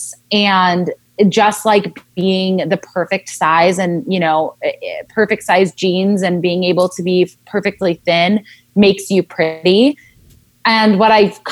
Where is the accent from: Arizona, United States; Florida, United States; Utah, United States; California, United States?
California, United States; Southern; I grew up in Southern California